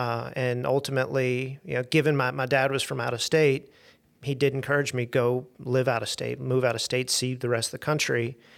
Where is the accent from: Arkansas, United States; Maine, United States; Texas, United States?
Arkansas, United States; Little Rock; So I was born and raised in Little Rock, and I'm fortunate.